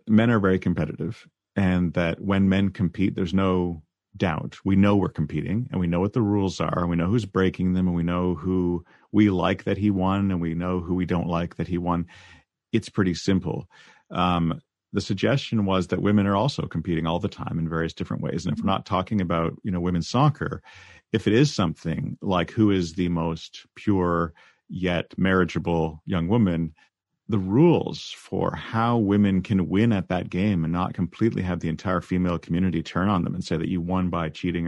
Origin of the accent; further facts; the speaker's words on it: Canada; we're Canadian